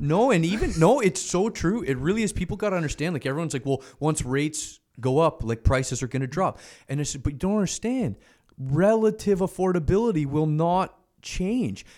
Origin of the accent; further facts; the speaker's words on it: Canada; as a Canadian